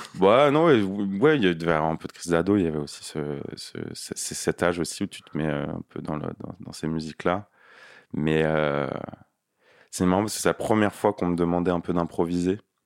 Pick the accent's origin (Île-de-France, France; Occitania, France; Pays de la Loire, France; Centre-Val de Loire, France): Île-de-France, France; Nanterre; also born or lived in Paris; j'ai grandi en banlieue à Nanterre